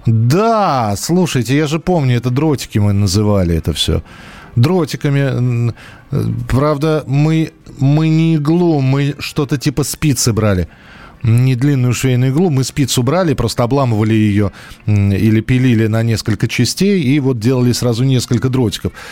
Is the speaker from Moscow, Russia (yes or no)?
yes; Moscow, Russia; И так как я вырос в Москве, патронов не было.